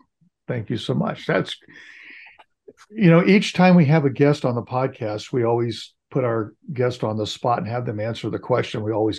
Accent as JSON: {"language": "English", "region": "California", "country": "United States", "tie": "born or raised there", "said": "I grew up in California."}